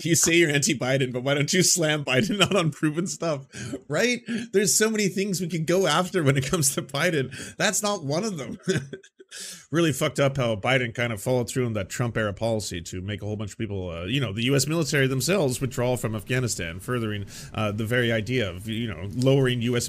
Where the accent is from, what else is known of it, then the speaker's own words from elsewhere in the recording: Canada; I'm a Canadian